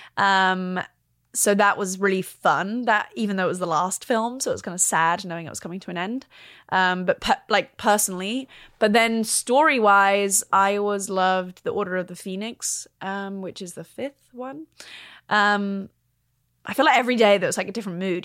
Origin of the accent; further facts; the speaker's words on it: London, United Kingdom; I'm a Londoner, grew up in London